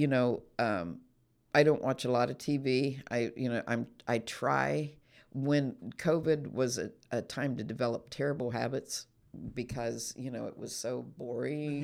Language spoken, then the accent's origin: English; United States